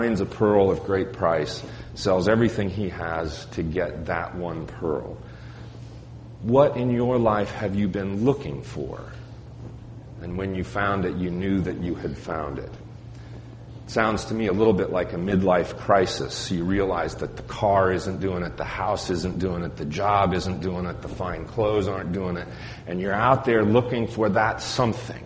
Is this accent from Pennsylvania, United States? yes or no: no; Colorado, United States; Growing up in Colorado